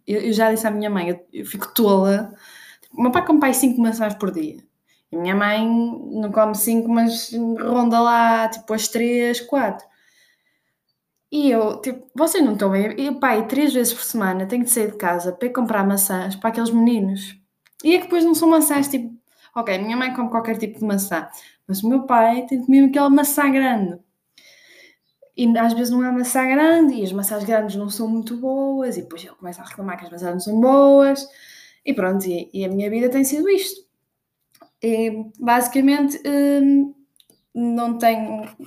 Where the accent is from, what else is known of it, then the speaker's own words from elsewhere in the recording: Norte, Portugal; accent: northern (pronúncia do norte); estou mesmo com pronúncia do norte